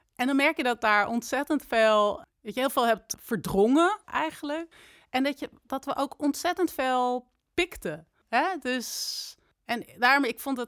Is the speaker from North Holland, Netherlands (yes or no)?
yes; Amsterdam, North Holland, Netherlands; also born or lived in Delft; En ik ben in Amsterdam opgegroeid